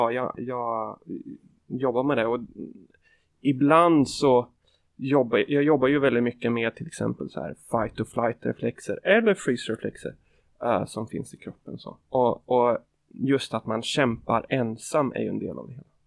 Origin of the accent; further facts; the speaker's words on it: Kisa, Östergötland, Sweden; En och en halv timme från där jag växte upp.